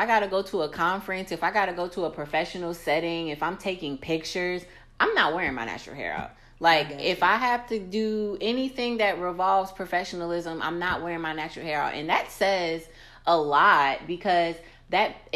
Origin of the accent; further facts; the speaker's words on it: United States; I'm American